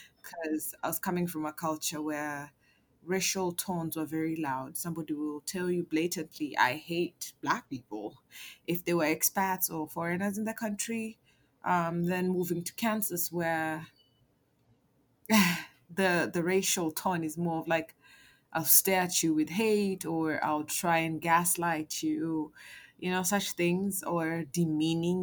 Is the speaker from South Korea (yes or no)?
no; Kenya; moved away as an adult; now in Bay Area, United States; I'm from Kenya.